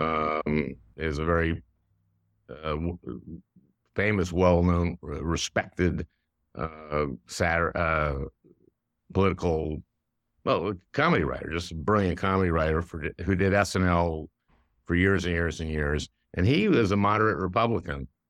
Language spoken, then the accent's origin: English; Minnesota, United States; I grew up in Minnesota